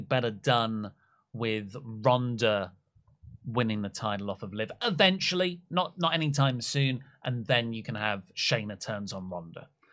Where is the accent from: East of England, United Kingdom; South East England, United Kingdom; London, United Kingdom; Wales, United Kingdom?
Wales, United Kingdom; My home country of Wales